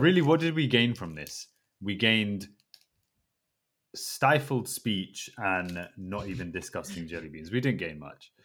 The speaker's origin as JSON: {"language": "English", "region": "England", "country": "United Kingdom", "said": "I'm English"}